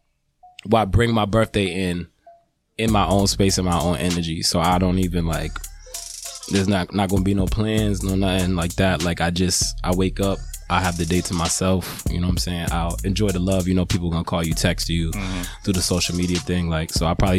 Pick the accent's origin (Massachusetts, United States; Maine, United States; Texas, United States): Massachusetts, United States; Boston; I'm from Boston, Mass. I'm a hip hop artist.